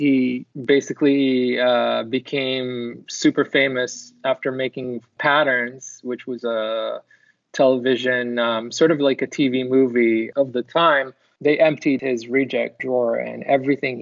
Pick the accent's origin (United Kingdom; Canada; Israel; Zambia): Israel; moved away; I'm originally from Israel